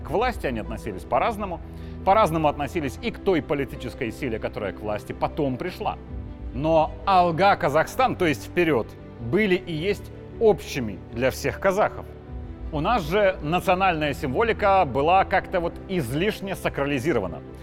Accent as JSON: {"language": "Russian", "country": "Belarus", "said": "Мы, белорусы, мирные люди"}